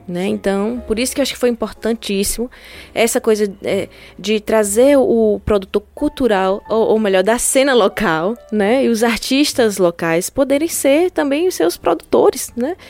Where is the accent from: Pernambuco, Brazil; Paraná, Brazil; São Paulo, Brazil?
Pernambuco, Brazil; Petrolina; eu sou de Petrolina